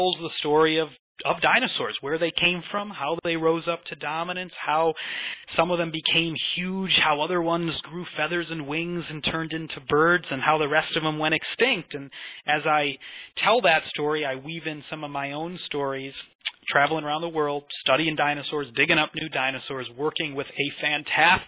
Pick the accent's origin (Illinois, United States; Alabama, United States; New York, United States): Illinois, United States; Chicago; moved away as an adult; also born or lived in Scotland; now in Edinburgh, United Kingdom; I grew up around Chicago. But through the twists and turns of fate, I've found my way out here to Scotland